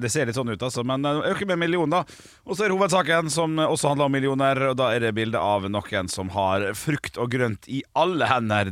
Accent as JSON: {"language": "Norwegian", "town": "Ålesund", "region": "Møre og Romsdal", "country": "Norway", "tie": "born or raised there", "said": "min hjemby Ålesund"}